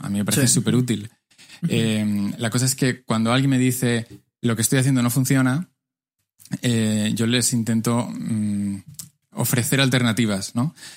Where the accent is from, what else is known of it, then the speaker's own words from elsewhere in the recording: Madrid, Community of Madrid, Spain; moved away as an adult; also born or lived in Las Palmas, Canary Islands; now in Barcelona, Spain; yo nací en Las Palmas, en, las Islas Canarias, ah. pero no tengo acento de Islas Canarias porque con tres años me fui a vivir a, distintas partes y al final con ah. seis acabé en Madrid